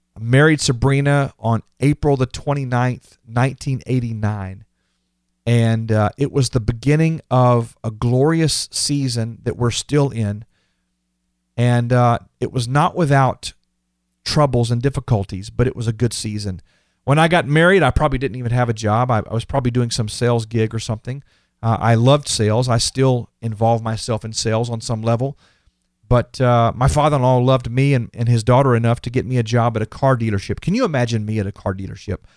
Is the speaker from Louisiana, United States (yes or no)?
no; Houston, Texas, United States; I was born and raised in Texas